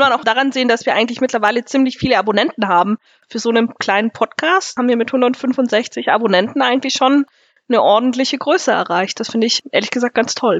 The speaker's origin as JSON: {"language": "German", "town": "Nersingen", "region": "Bavaria", "country": "Germany", "said": "Ich komme hier aus der Gemeinde Nersingen."}